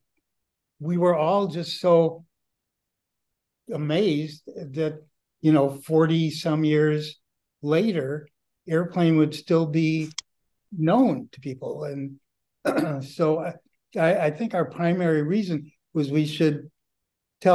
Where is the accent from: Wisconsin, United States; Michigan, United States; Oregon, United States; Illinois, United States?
Wisconsin, United States; Milwaukee; moved away; We grew up together in Milwaukee all those years ago